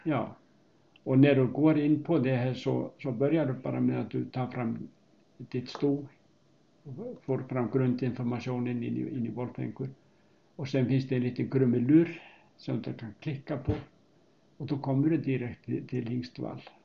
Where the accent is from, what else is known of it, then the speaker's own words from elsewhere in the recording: Hafnarfjörður, Capital Region, Iceland; Swedish is a second language; moved away as an adult; also born or lived in Uppsala, Sweden; now in Knubbo, Sweden; är född på Island 1948 och jag växte upp i Hafnarfjörður